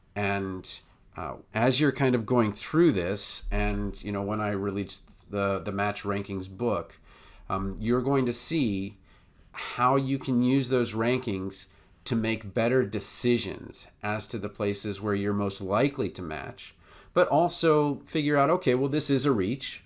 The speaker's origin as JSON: {"language": "English", "region": "Maryland", "country": "United States", "tie": "born or raised there", "said": "my home state in Maryland"}